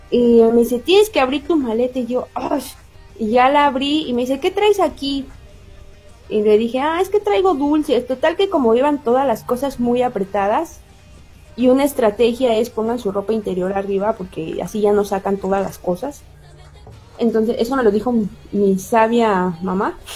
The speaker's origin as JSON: {"language": "Spanish", "country": "Mexico", "said": "disculpe, que yo soy de México"}